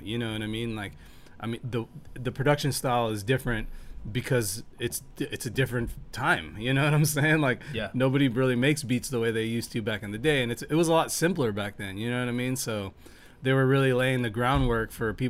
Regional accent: Corpus Christi, Texas, United States; also born or lived in Harlingen, Texas / Houston, Texas / Miami; I'm from Corpus, born and raised

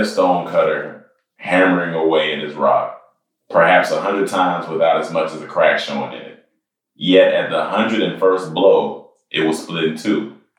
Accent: Germany; born there; also born or lived in Massachusetts / Panama / North Carolina; So I was born in Germany.

